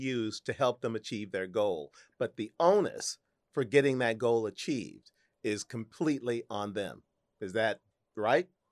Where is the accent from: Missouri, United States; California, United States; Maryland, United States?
Missouri, United States; St. Louis; moved away; my hometown of Saint Louis